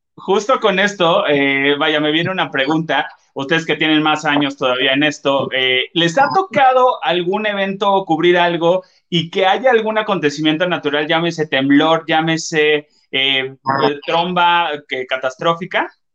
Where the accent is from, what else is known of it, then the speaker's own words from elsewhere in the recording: Acapulco, Guerrero, Mexico; now in Mexico City, Mexico; Soy de Guerrero, en Acapulco